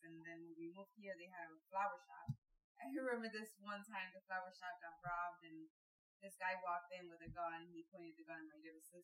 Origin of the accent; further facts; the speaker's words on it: Hidalgo, Mexico; now in United States; We lived in Mexico.